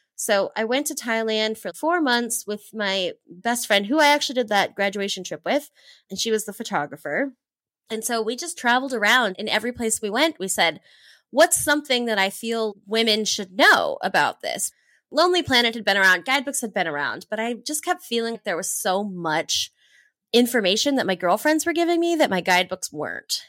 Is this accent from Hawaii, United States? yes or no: yes; east side of Oahu, Hawaii, United States; moved away as an adult; also born or lived in New Zealand; I grew up in Hawaii on the east side of Oahu